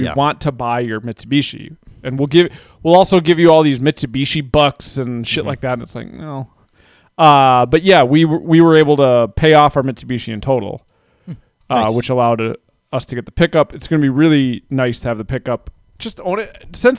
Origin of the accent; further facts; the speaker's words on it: United States; And then I also just like pickups. I'm very American that way.